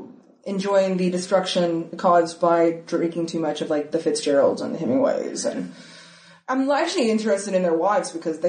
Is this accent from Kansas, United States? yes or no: no; Dallas, Georgia, United States; You can't escape it growing up in the South.